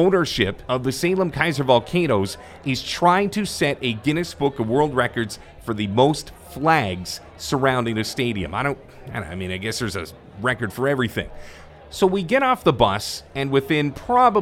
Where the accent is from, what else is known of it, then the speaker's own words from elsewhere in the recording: Canada; as a Canadian